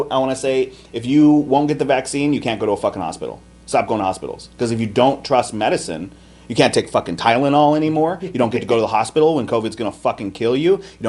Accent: Arizona, United States; I grew up in Arizona

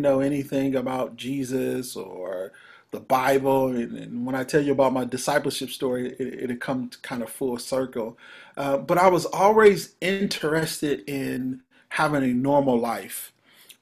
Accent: Ohio, United States; now in Dallas, United States; We reside now here in Dallas, Texas. We are originally from Ohio

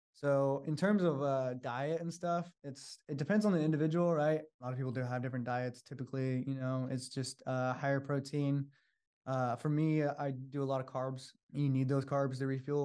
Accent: Sacramento, California, United States; moved away as an adult; now in San Francisco, United States; I'm from Sacramento, so I have a lot of family here

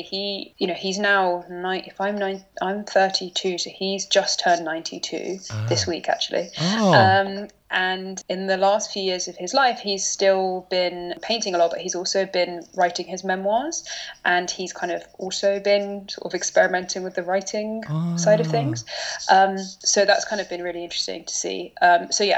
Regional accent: London, United Kingdom; also born or lived in Durham / New York; I grew up in London

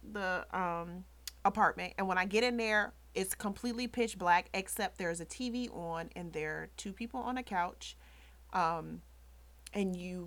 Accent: Chicago, Illinois, United States; I'm from the South Side. We were on the South Side

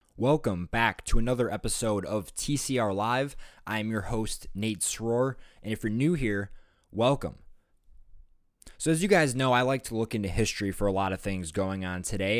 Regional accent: Wisconsin, United States; my home state of Wisconsin

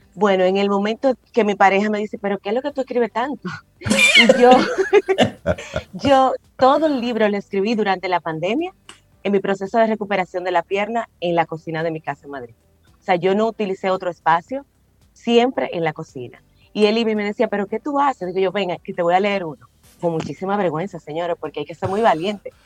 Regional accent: La Vega, Dominican Republic; panecico, que es un plato insignia de mi familia

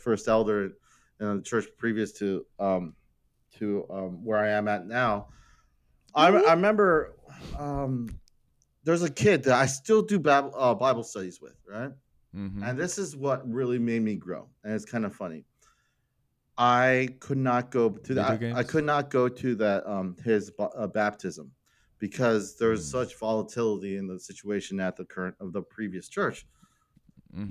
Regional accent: Hackettstown, New Jersey, United States; I was born in New Jersey, Hackettstown, New Jersey

